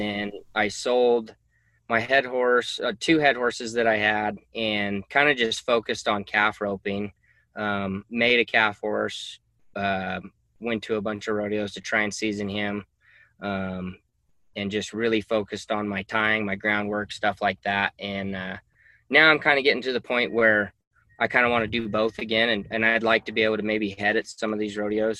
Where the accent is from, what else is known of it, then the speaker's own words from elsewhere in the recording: Reno, Nevada, United States; also born or lived in Fallon, Nevada; I was born and raised in Reno